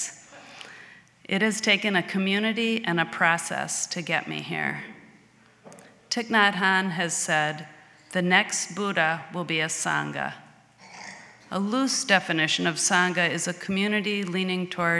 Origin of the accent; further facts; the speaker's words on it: Edina, Minnesota, United States; I grew up in Edina, Minnesota, attending Edina High School